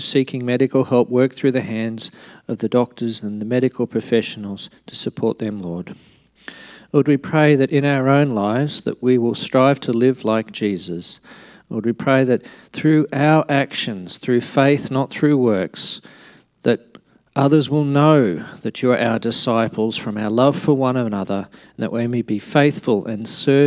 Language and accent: English; Alice Springs, Northern Territory, Australia; moved away; also born or lived in Darwin; I was born in Alice Springs. I lived there in Darwin, so shoes optional for the first X years of my life